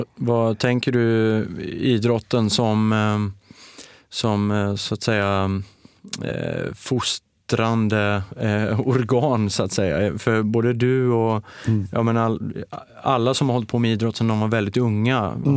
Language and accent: Swedish; Oskarshamn, Kalmar County, Sweden; där jag kommer ifrån, Oskarshamn